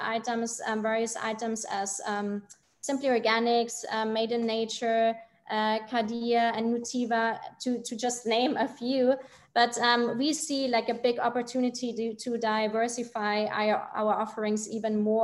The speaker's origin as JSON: {"language": "English", "country": "Germany", "said": "I'm from Germany"}